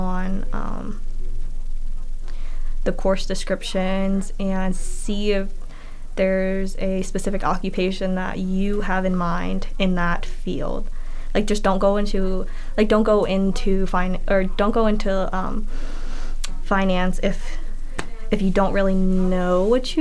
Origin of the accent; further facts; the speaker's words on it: York, Pennsylvania, United States; I am from York, Pennsylvania